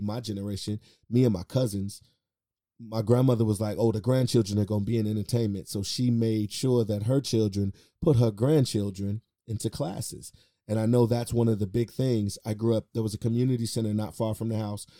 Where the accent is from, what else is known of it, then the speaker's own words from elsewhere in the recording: Chicago, Illinois, United States; born and raised on the west side of Chicago.